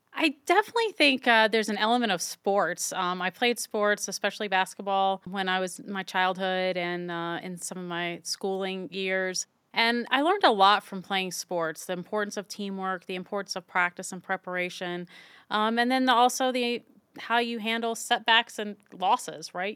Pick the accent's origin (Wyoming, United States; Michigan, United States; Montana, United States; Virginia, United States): Virginia, United States; moved away as an adult; also born or lived in Utah; my hometown in virginia and the east coast where i'd grown up